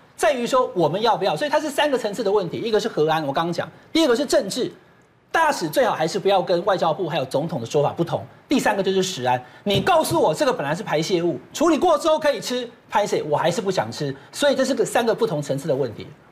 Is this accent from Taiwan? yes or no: yes; Taiwan; 我们台湾人当然可以选择不要喝到穿水